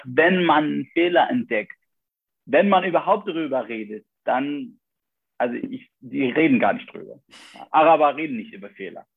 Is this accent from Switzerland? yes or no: no; Iraq; moved away as an adult; now in Germany; als irakische Studenten